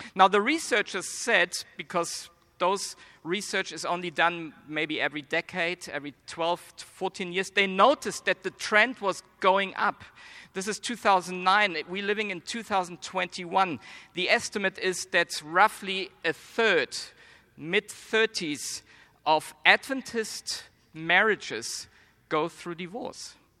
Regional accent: Germany; accent: German; now in United States; I was born and raised in Germany, but I believe I don't have a strong German accent

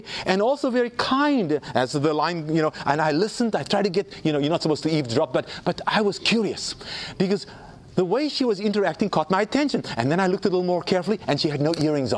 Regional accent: South Africa; when I was growing up in South Africa

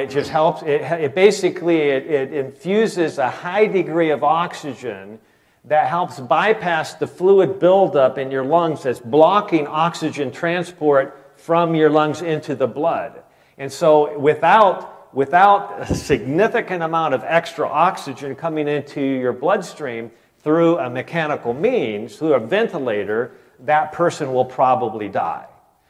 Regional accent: Michigan, United States; And I'm from Michigan, right? So I feel like a traitor.

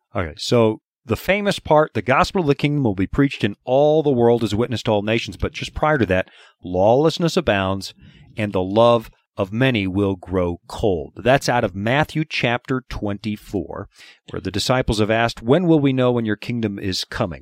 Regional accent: Canada; now in United States; I'm originally from Canada

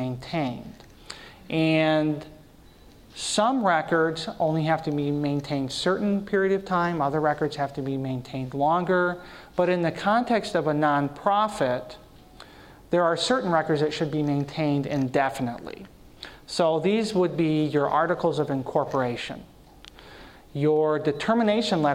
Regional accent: Michigan, United States; I'm from Michigan

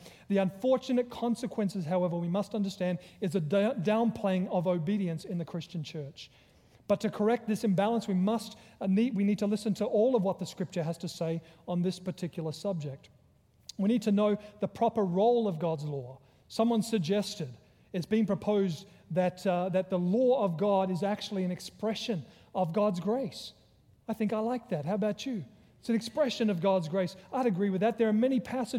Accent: Australia; also born or lived in Virginia; now in United States; I'm originally from Australia, because he recognized my accent

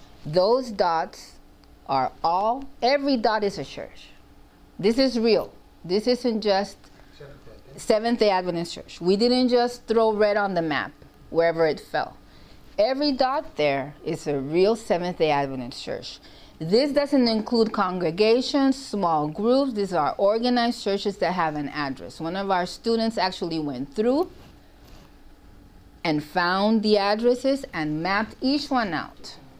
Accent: Mexico; English is a second language; now in United States; I think that I've lived in the U.S. for years. I grew up in Central America in Mexico.

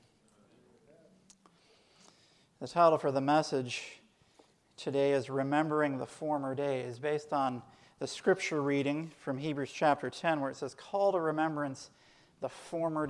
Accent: Portland, Tennessee, United States; also born or lived in Collegedale, Tennessee / Loma Linda, California; Growing up in Portland, Tennessee at Highland Academy

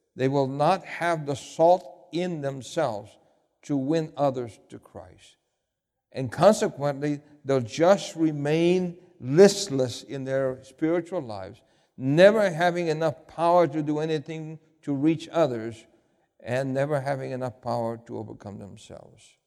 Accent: New York City, New York, United States; I grew up in New York City.

